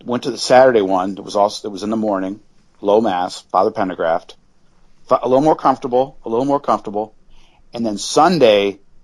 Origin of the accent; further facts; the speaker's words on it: Kalamazoo, Michigan, United States; I went to Kalamazoo, my hometown